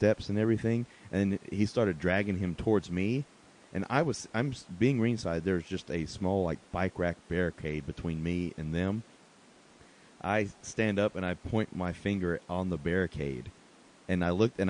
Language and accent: English; Asheville, North Carolina, United States; Asheville, North Carolina, my hometown